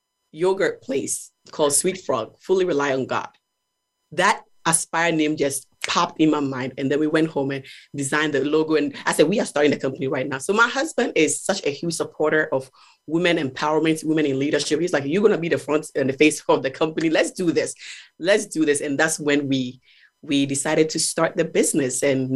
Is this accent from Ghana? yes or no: yes; Ghana; So growing up in Ghana, I experienced individuals who had mobility issues, right?